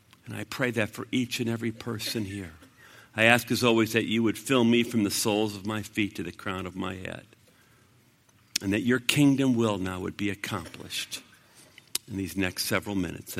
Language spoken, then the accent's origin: English; United States